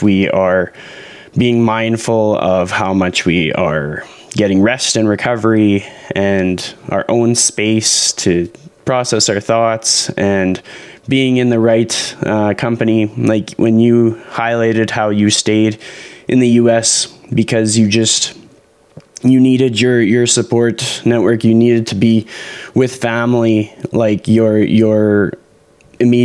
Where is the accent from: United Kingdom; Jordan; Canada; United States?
Canada; being a Canadian, seeing a lot of Canadian content